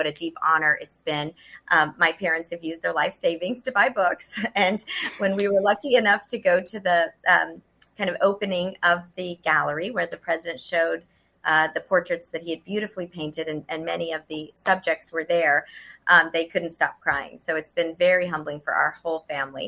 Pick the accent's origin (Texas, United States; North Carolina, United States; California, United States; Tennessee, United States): Texas, United States; Dallas; born or raised there; English is a second language; also born or lived in Cairo, Egypt